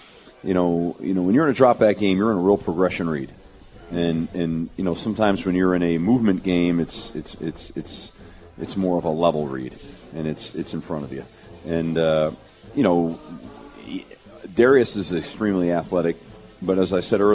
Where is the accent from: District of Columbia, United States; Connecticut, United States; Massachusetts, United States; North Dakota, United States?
Connecticut, United States; I'm really proud as a Connecticut. I was born and raised in Connecticut